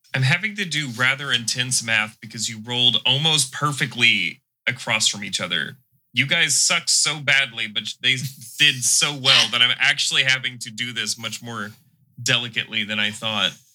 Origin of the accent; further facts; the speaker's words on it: the South, United States; accent: southern; I'm restraining my southern accent